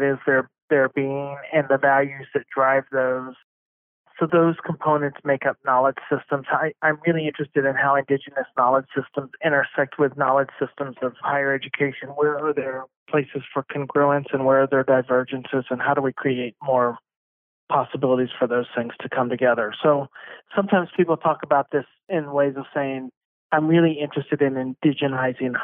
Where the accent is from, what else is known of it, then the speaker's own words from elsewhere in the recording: North Carolina, United States; moved away; I'm originally from North Carolina